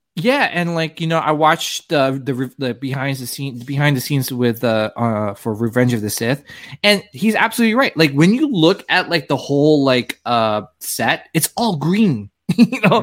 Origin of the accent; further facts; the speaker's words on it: New Jersey, United States; I grew up in New Jersey